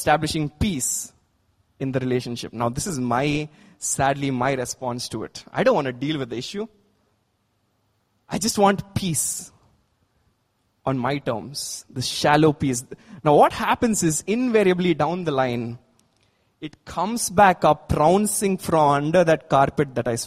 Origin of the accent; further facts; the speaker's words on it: India; As Indians